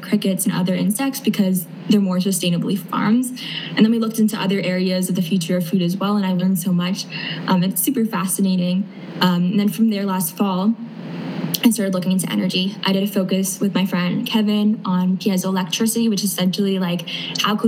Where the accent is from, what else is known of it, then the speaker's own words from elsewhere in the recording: Canada; I'm from Canada